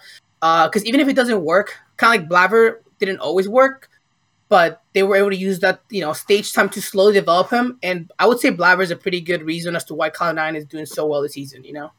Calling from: Ventura, California, United States; I'm calling from Ventura, California.

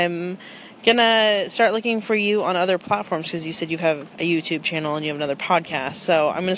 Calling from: Oregon, United States; I'm from Oregon

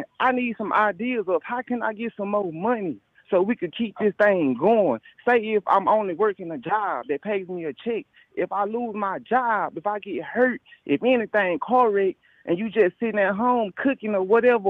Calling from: Dallas, Texas, United States; Hey, Jay, I'm from Dallas, Texas.

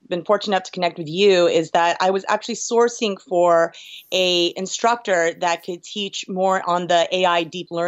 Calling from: New York, United States; New York, New York.

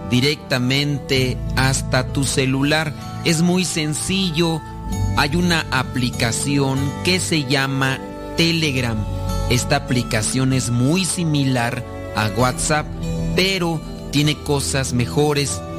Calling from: Denver, Colorado, United States; Hola padre, somos las hijas de Laura y lo escuchamos desde Denver.

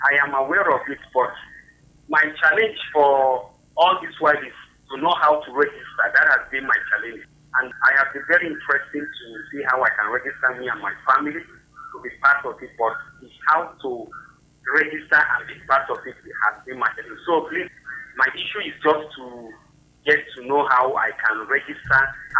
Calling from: Nigeria; I'm calling from Buari.

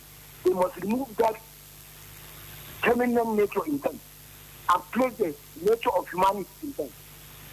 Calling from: Jos, Plateau, Nigeria; Good morning. … from Jos.

